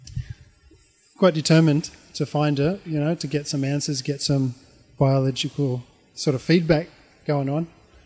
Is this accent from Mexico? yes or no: no; Australia; moved away as an adult; also born or lived in Auckland, New Zealand / Japan / Tanzania; now in New Zealand; when I was growing up in Australia